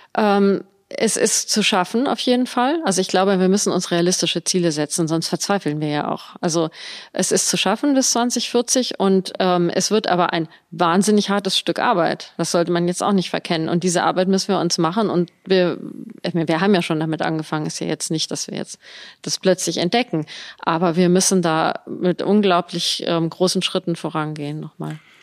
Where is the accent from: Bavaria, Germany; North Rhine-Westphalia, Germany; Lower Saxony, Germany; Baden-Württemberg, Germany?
Lower Saxony, Germany; Göttingen; moved away as an adult; also born or lived in Bonn; now in Koblenz, Germany; Ich bin in Göttingen geboren und da auch zur Schule gegangen bis zum Abitur.